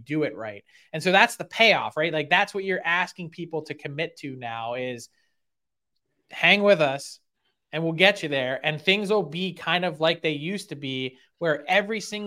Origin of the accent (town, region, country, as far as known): Philadelphia, Pennsylvania, United States